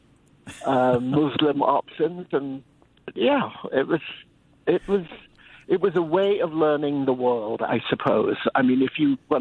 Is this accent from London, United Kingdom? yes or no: yes; London, United Kingdom; I grew up in London, as you can hear